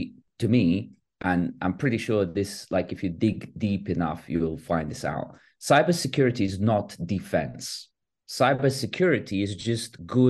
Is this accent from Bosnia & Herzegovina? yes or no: yes; Bosnia & Herzegovina; moved away; I'm a refugee from Bosnia. Yeah. So I've lived through 3 years of war.